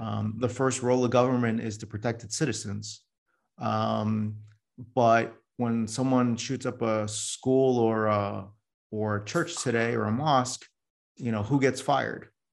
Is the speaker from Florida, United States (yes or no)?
no; New York City, New York, United States; now in Silicon Valley, United States; I was born in New York City